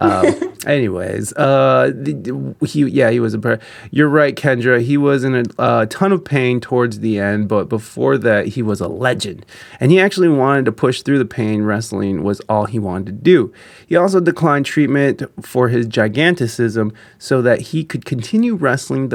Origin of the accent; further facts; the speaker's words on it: Midwest, United States; I'm from the Midwest